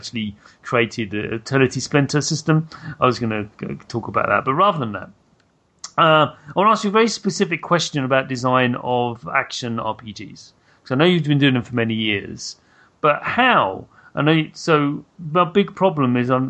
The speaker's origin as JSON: {"language": "English", "country": "United Kingdom", "said": "as a British person, I grew up with 2000 AD"}